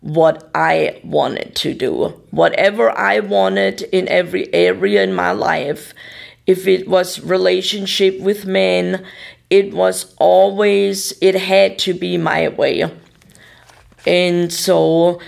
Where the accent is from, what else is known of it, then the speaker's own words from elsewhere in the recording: Germany; English is a second language; moved away as an adult; now in Tulsa, United States; I was from Germany